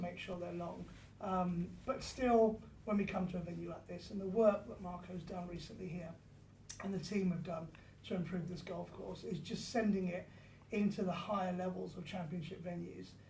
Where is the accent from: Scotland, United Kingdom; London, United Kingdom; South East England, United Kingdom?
South East England, United Kingdom; Surrey; I grew up in Surrey